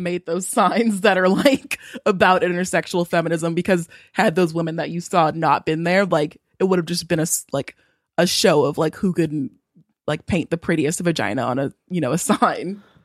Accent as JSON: {"language": "English", "region": "Southern California", "country": "United States", "tie": "born or raised there", "said": "I was born and raised in Southern California."}